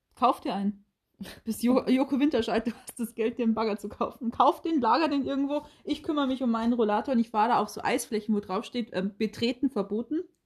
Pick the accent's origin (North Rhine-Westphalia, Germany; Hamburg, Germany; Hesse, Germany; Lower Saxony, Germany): Lower Saxony, Germany; Oldenburg; ich komme aus Oldenburg